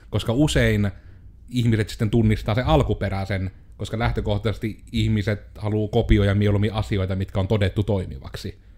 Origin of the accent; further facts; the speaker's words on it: Joensuu, North Karelia, Finland; minähän olen joensuulainen yrittäjä.